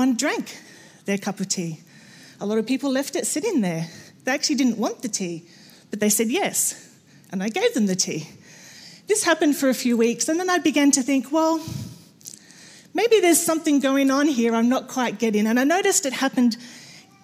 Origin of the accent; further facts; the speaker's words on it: Australia; I'm Australian